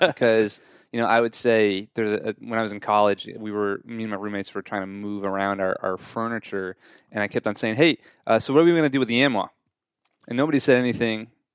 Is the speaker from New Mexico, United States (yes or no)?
no; Long Island, New York, United States; moved away as an adult; also born or lived in Southern California; now in Nashville, United States; I'm from Long Island, New York